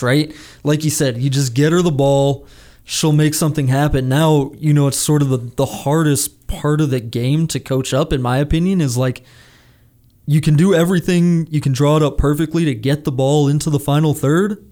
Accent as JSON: {"language": "English", "town": "Washington", "region": "District of Columbia", "country": "United States", "tie": "born or raised there", "said": "my hometown, Washington Wizards"}